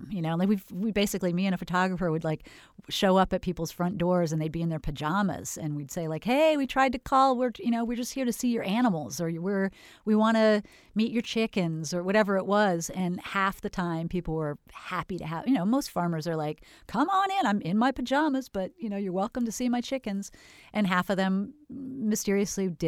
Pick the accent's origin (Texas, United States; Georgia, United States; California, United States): California, United States; I was from Northern California and moved to Florida and, and wondered why the farmers markets had no farmers at them.